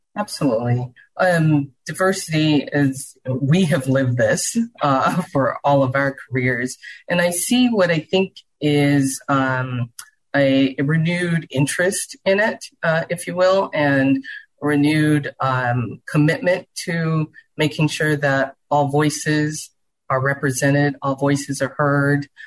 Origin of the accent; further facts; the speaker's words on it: Charleston, South Carolina, United States; now in Houston, United States; I grew up in Charleston, South Carolina